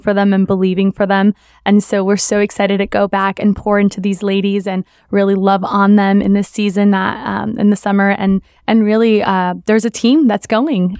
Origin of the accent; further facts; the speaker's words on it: South Florida, United States; my parents are from Columbia, but I grew up in South Florida